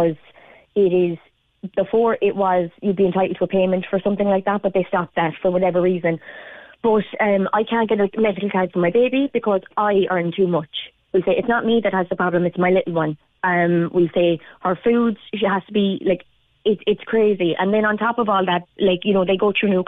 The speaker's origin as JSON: {"language": "English", "town": "Limerick", "region": "Munster", "country": "Ireland", "moved": "as an adult", "lives_now": "Charleville, Ireland", "said": "we moved down to Charleville from Limerick because of the house prices then, and that we couldn't afford to live in Limerick, and where I'm from."}